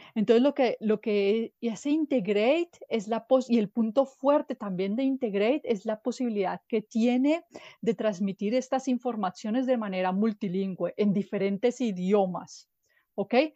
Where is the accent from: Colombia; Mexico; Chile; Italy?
Colombia; moved away as an adult; now in Germany; yo vengo de Colombia, pero ya vivo en Alemania hace ocho años